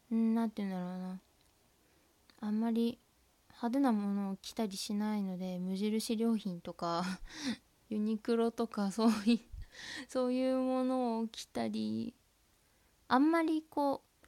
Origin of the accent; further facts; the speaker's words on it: Tohoku, Japan; accent: Tohoku dialect; 私は生粋のあの東北なまりですので